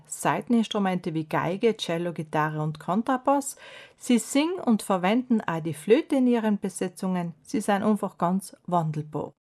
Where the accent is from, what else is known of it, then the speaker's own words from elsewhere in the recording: South Tyrol, Trentino-Alto Adige, Italy; bei uns in Südtirol